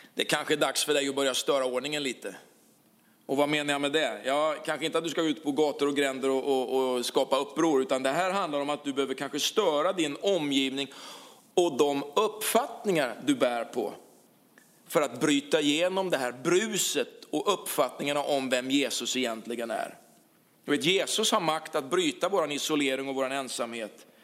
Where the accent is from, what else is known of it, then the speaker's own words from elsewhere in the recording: Karlskrona, Blekinge, Sweden; moved away as an adult; also born or lived in Huskvarna; den stad där vi kommer från, Karlskrona